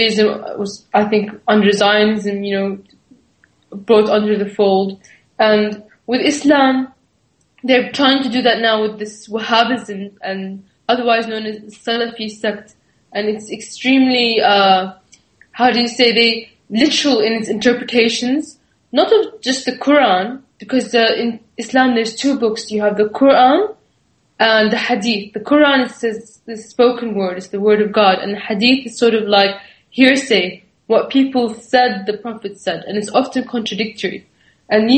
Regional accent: Damascus, Damascus Governorate, Syria; if you look at my background, I'm from Damascus, so it's a Sunni background

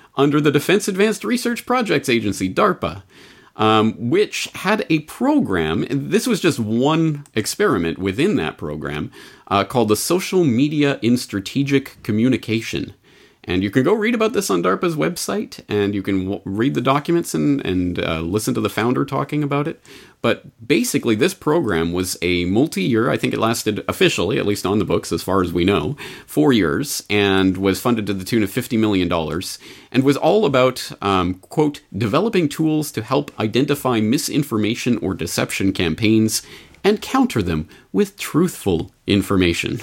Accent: Canada; I'm Canadian, so I only have my, my, my experience growing up in Canada to draw on

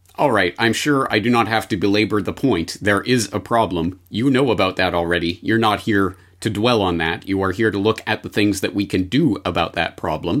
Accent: Canada; as a Canadian

